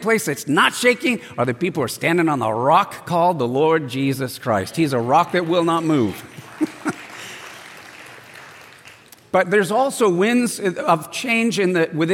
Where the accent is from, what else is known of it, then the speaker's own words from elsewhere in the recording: El Cajon, California, United States; I grew up in East County, where Dennis is from, Agajanian, El Cajon, and I went to El Cajon Valley High School